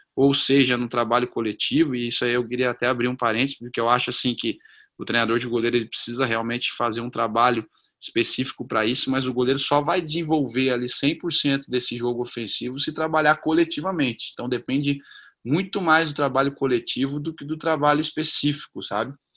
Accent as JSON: {"language": "Portuguese", "region": "South Region", "country": "Brazil", "also_born_or_lived": "Northeast Brazil / Rio de Janeiro", "said": "Comecei no Sul, sou do Sul, estou no Sul hoje"}